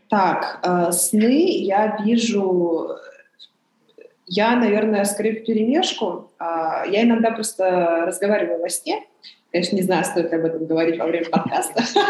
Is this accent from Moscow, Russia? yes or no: no; Irkutsk, Irkutsk Oblast, Russia; first language Chinese; Russian is a second language; now in Beijing, China; Иркутске, да, потому что меня в основном воспитывала бабушка